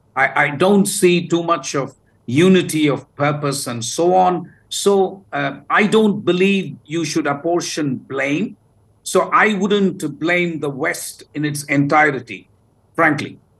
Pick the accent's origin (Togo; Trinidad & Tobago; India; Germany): India; South India; I come from the South